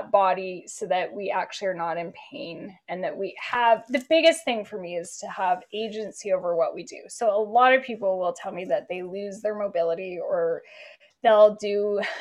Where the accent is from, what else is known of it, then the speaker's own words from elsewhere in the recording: Canada; moved away as an adult; I grew up in Canada